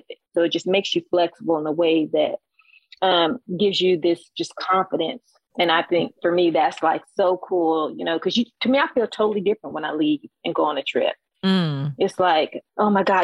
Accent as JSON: {"language": "English", "country": "United States", "said": "I'm from the States."}